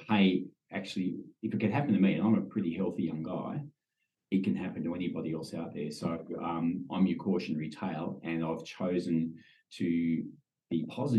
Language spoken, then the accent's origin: English; Sydney, New South Wales, Australia; moved away as an adult; now in Perth, Australia; I grew up in Sydney and, yeah, but I've called Perth home for 25 years, so I've just about got my passport now.